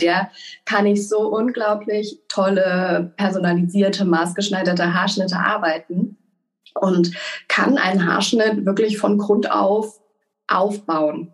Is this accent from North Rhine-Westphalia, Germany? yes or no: no; Mainz, Rhineland-Palatinate, Germany; ich komme gebürtig aus Mainz